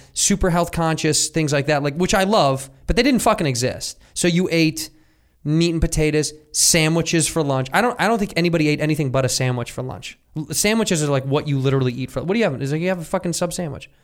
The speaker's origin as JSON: {"language": "English", "town": "Chicago", "region": "Illinois", "country": "United States", "tie": "born or raised there", "said": "When I was a youth, I grew up in Chicago"}